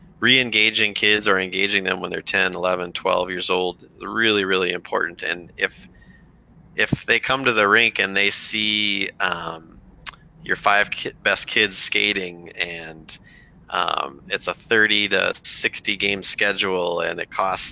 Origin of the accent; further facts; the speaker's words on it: Rochester, Minnesota, United States; growing up in Rochester, Minnesota